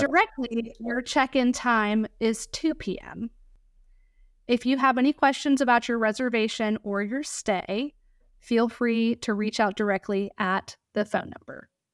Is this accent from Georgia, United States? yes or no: yes; Georgia, United States; moved away; also born or lived in Virginia Beach, Virginia / Chesapeake, Virginia; I grew up in Georgia